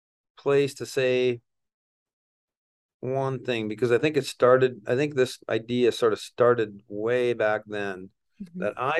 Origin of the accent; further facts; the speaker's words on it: Wisconsin, United States; Small town, small farm. I don't know, medium sized farm back there.